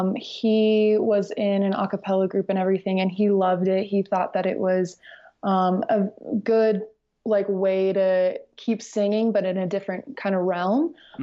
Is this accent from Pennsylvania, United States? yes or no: no; Morrison, Colorado, United States; also born or lived in Lakewood, Colorado / Fort Collins, Colorado; I am originally from Morrison, Colorado. I go to CSU now.